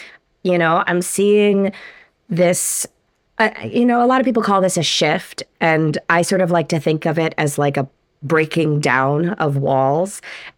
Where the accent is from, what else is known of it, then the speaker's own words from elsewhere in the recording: New York, United States; I grew up in New York.